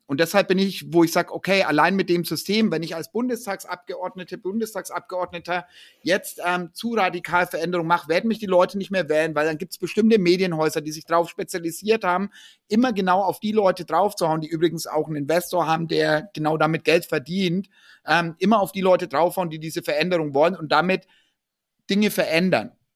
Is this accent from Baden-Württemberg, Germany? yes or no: no; Ansbach, Bavaria, Germany; in Ansbach, wo ich herkomme